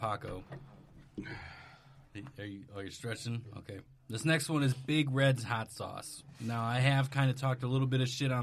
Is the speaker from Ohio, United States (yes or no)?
no; Wisconsin, United States; moved away; I'm originally from Wisconsin.